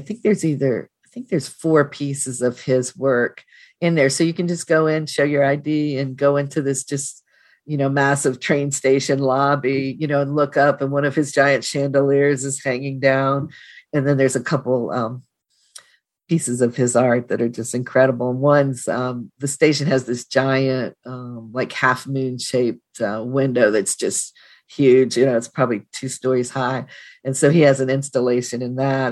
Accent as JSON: {"language": "English", "town": "Tacoma", "region": "Washington", "country": "United States", "said": "I'm from Tacoma or the Tacoma area"}